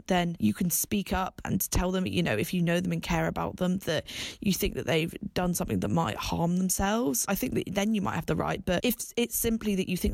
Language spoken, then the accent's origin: English; Bath, South West England, United Kingdom; moved away as an adult; now in London, United Kingdom; I'm originally from the Southwest, big up Bath. And I now live and work in London